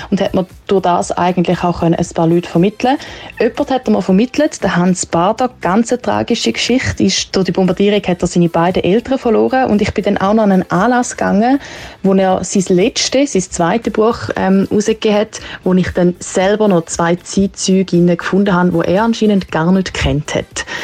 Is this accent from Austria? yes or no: no; Italy; Pizza, Pasta als Italienerin auch mega schwierig, aber Pizza.